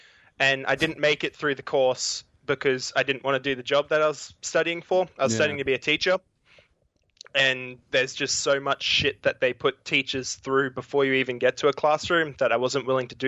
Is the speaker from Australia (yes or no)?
yes; Australia